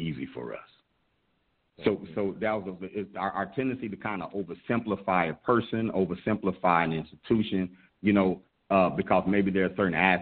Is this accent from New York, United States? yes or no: no; Fort Worth, Texas, United States; Fort Worth, Funkytown, Texas, my hometown